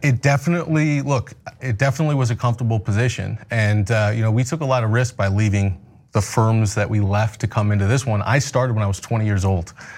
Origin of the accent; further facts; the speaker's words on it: Omaha, Nebraska, United States; also born or lived in Battle Creek, Michigan; I grew up in Omaha, Nebraska